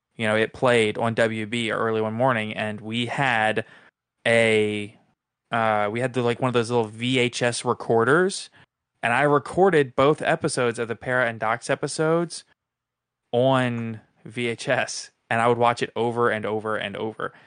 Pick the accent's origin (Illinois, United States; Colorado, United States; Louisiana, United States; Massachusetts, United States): Louisiana, United States; New Orleans; I grew up in New Orleans